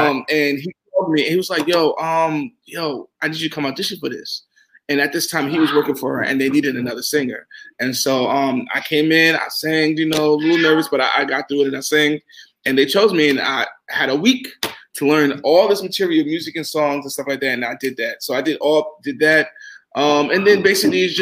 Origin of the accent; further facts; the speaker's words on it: New York, United States; also born or lived in Charleston, South Carolina; I grew up in New York personally, then we moved to Charleston, South Carolina, then I went back to New York